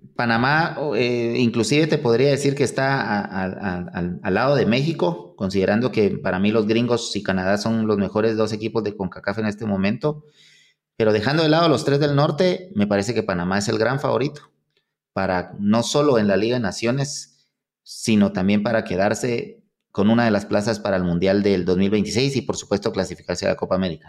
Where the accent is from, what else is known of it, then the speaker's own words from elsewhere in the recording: Guatemala; yo soy un poquito más, o sea, ilusionado y todo, como guatemalteco